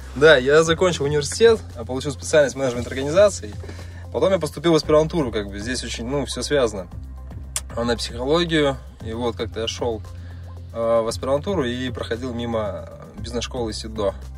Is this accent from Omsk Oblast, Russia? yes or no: no; Noyabrsk, Yamalo-Nenets Autonomous Okrug, Russia; moved away as an adult; also born or lived in Moscow; now in Samara, Russia; я родился в Сибири, а, в городе Ноябрьске, это Ямал-Ненецкий автономный округ. Сейчас мне 29 лет, 18 из которых я прожил как раз там.